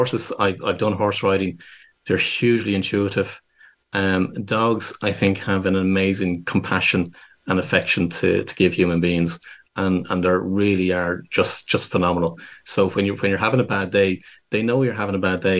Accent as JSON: {"language": "English", "town": "Dublin", "region": "Leinster", "country": "Ireland", "tie": "born or raised there", "said": "I'm born and raised in Dublin in Ireland"}